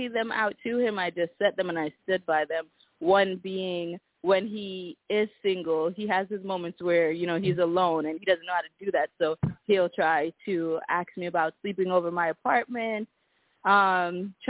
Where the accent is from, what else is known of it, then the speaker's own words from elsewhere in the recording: Jamaica; I'm Jamaican